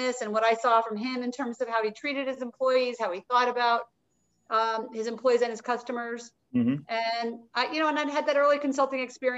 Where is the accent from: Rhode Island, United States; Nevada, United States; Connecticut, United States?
Rhode Island, United States; Providence; which is located in Providence, Rhode Island, which is as close to my hometown as anywhere, I spent 10 years there growing up after moving a ton as a kid